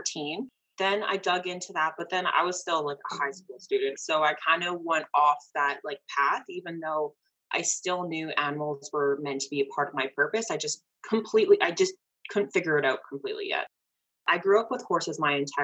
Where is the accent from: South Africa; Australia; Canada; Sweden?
Canada; I'm Canadian